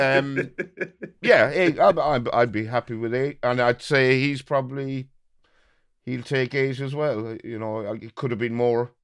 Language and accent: English; Birr, Ireland; my hometown of Borough